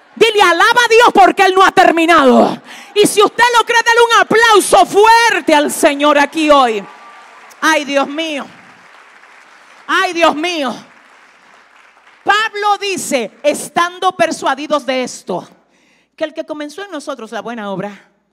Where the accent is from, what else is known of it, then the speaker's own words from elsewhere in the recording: Dominican Republic; yo vengo de República Dominicana. La primera vez que me paro aquí y tengo contacto con ustedes, le estoy dando a entender que yo soy dominicana